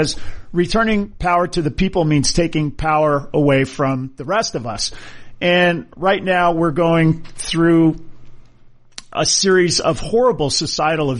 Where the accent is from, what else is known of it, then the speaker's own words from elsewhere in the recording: Hawaii, United States; as a kid growing up in Hawaii